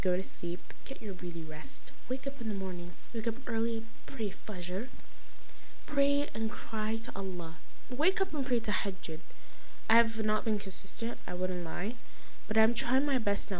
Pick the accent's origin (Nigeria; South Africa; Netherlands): Nigeria; I'm Nigerian